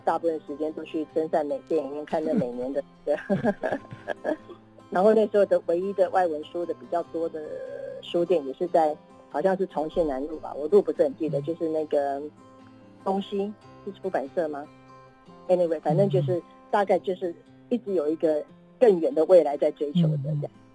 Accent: Keelung, Taiwan; 我是，我是基隆出生的

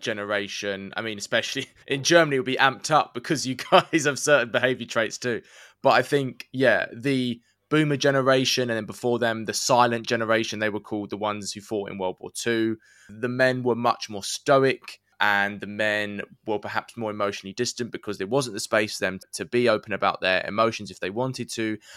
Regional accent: England, United Kingdom; the saying we would use in England

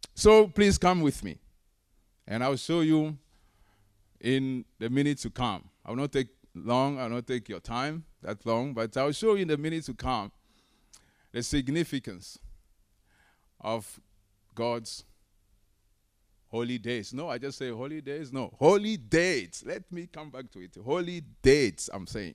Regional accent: Togo; moved away; I'm originally from Togo

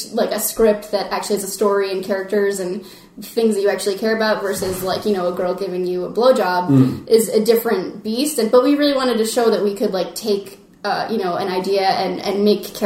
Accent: Manchester, New Hampshire, United States; my hometown, in Manchester, New Hampshire

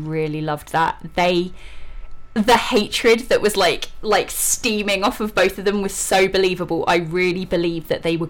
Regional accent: Eastbourne, South East England, United Kingdom; I grew up in Eastbourne. Eastbourne is a seaside town with a lot of clubs and I mean it's England, so a lot of drinking.

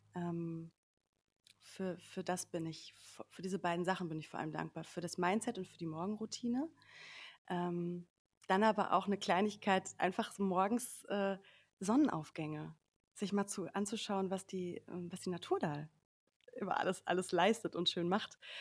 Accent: Sauerland, North Rhine-Westphalia, Germany; moved away as an adult; also born or lived in Cologne; now in Berlin, Germany; ursprünglich bin ich aufgewachsen im Sauerland

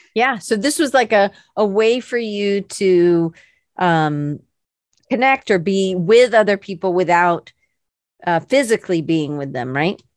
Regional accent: the South, United States; I'm from the South

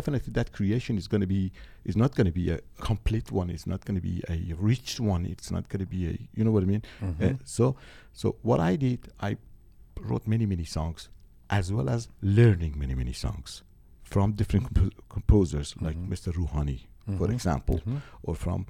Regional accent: Tehran Province, Iran; God, for an 8 years old kid, Iranian.

